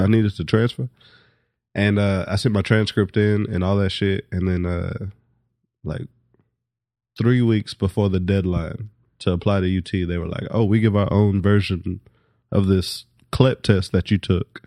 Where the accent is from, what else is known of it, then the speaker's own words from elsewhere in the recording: Lubbock, Texas, United States; moved away as an adult; now in Austin, United States; I grew up in Texas